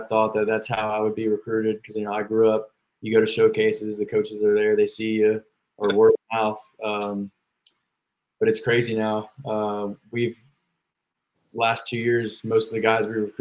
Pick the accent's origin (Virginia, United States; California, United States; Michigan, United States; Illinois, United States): Virginia, United States; moved away as an adult; now in Georgia, United States; I'm from Virginia and I go to school down in Georgia